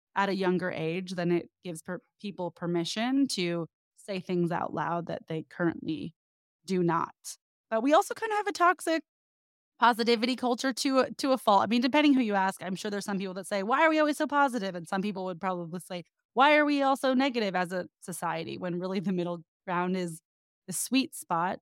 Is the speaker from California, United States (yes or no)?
yes; the Bay Area, California, United States; now in Los Angeles, United States; I'm from the Bay, I've been in L A a long time now